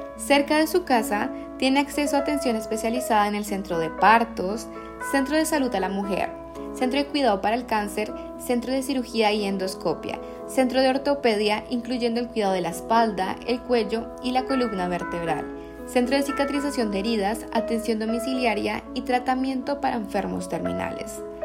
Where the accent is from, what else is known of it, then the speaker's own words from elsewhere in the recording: Colombia; moved away; yo soy de Colombia